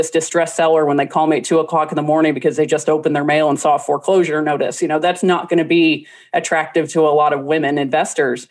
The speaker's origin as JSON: {"language": "English", "town": "New Orleans", "region": "Louisiana", "country": "United States", "said": "I'm from New Orleans"}